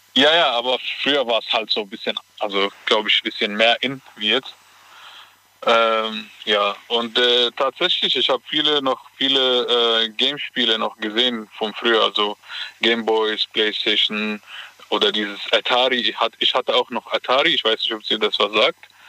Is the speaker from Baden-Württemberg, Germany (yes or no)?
yes; Baden-Baden, Baden-Württemberg, Germany; ich komme aus Baden-Baden